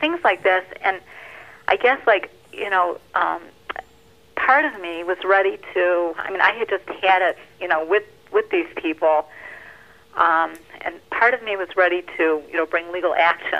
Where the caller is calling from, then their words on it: Livonia, Michigan, United States; I'm calling from Livonia, Michigan